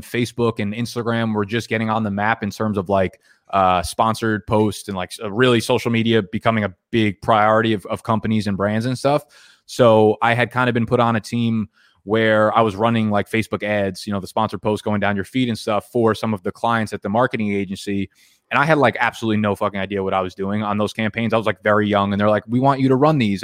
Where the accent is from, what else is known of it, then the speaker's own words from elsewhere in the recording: New Jersey, United States; I grew up in New Jersey